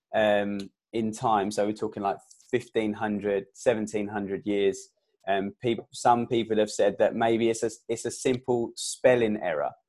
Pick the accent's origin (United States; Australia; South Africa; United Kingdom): United Kingdom; England; I was born in England